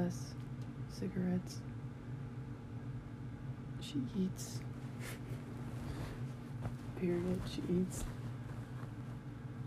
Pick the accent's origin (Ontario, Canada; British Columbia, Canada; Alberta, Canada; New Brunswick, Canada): Alberta, Canada; Calgary; I was born in Foothills. Yeah, I lived in Forest Lawn. Yeah, I was in foster care in Forest Lawn